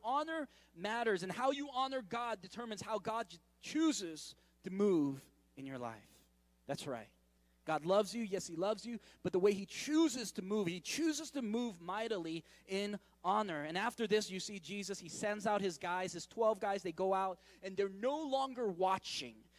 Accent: San Francisco, California, United States; moved away; going back to San Francisco. I, uh, when I go back to my hometown

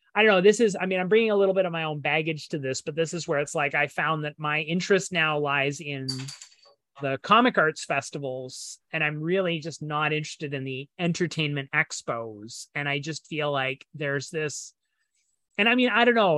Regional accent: Canada; as a Canadian

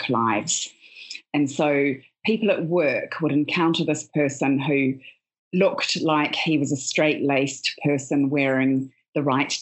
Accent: New Zealand; moved away as an adult; now in United Kingdom; I'm originally from New Zealand, and I was a journalist, a radio journalist, and worked in television and print. I've been living in the UK

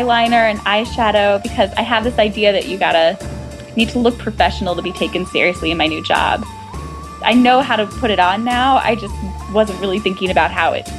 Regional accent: Midwestern suburbs, United States; moved away as an adult; also born or lived in New York City; now in Kansas City, United States; I grew up in Midwestern suburbs, like same cookie cutter town with big box stores and big suburban neighborhoods

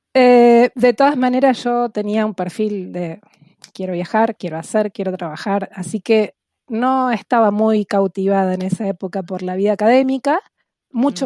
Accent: Buenos Aires Province, Argentina; first language Spanish; tomarme un avión y dejar la provincia de Buenos Aires

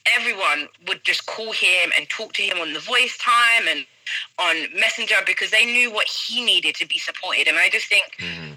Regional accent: London, United Kingdom; moved away as an adult; growing up in London, I was able to, you know, grow up with a number of people from different backgrounds

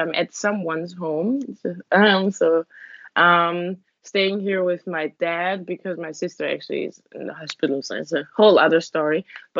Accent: Vienna, Austria; born there; Sorry, I was born in Vienna. Okay. But home for me is actually not Vienna, because every weekend we were out in the countryside

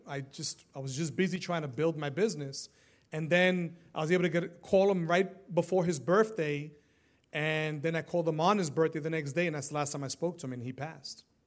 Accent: New York City, New York, United States; now in Florida, United States; Growing up in New York City

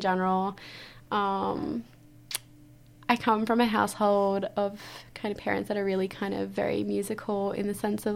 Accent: Cowra, New South Wales, Australia; also born or lived in Penrith; I grew up in Cowra all my life, that's where I call home

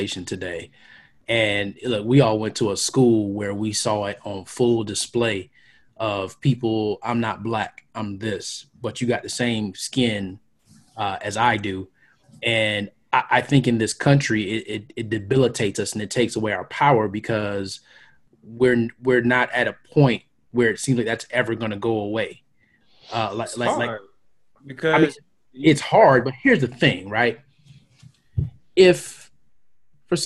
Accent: United States; I'm of Caribbean descent, but I was born in the United States.

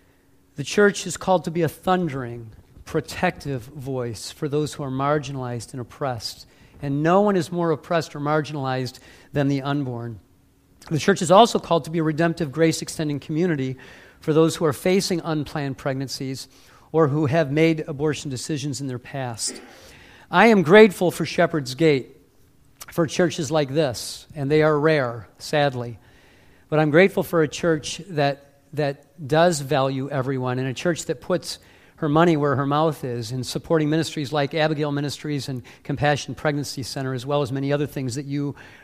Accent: Warren, Michigan, United States; now in Ohio, United States; I live in Ohio, but I'm from the Motor City. I grew up in Warren

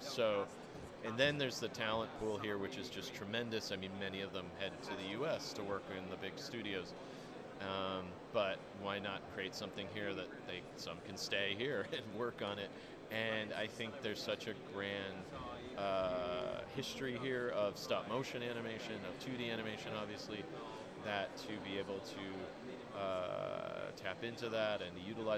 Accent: United States; I'm an American animator

